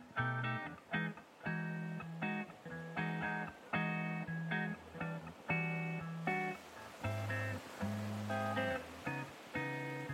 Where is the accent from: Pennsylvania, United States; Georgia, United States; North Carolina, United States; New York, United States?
Pennsylvania, United States; I grew up in Pennsylvania